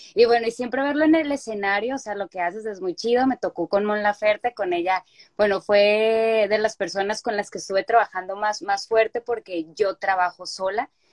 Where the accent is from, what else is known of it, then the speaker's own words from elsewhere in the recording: Culiacán, Sinaloa, Mexico; moved away as an adult; also born or lived in Mexico City; now in United States; yo soy originaria de Culiacán, Sinaloa